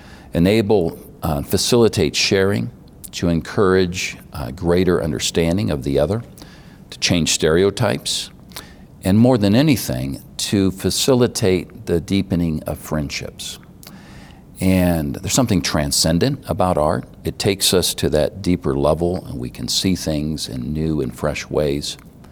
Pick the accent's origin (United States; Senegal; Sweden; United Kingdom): Senegal; also born or lived in Cairo, Egypt; Growing up in Senegal, it's kind of the heart of the arts for West Africa. It's a very flamboyant culture. And when I lived in Cairo, Egypt